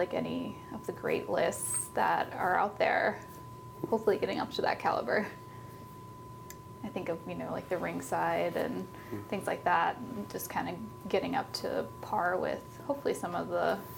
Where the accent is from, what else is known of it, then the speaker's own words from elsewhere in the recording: Oregon, United States; When I travel now and I say I'm from Oregon, it's interesting that people will be like, oh, there's Pinot, or oh, the Willamette Valley.